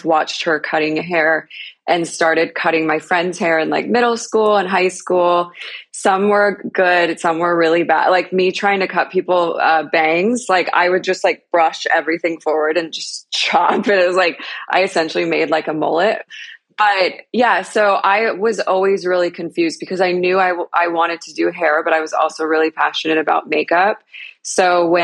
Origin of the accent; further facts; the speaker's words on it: Utah, United States; I grew up in Utah.